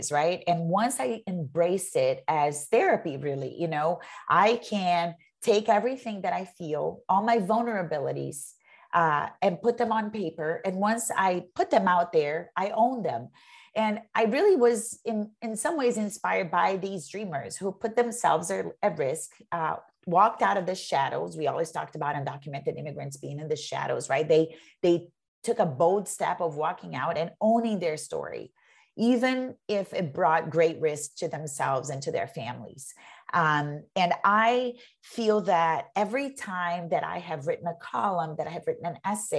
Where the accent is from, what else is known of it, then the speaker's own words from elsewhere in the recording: Brazil; moved away as an adult; also born or lived in New York, United States / Massachusetts, United States; now in United States; I'm an immigrant. I'm from Brazil and I came here as an adult.